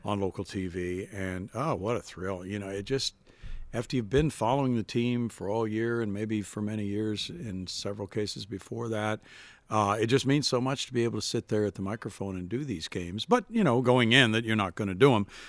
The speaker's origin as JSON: {"language": "English", "region": "Missouri", "country": "United States", "tie": "born or raised there", "said": "I would listen to radio every night to the Cardinals growing up in Missouri"}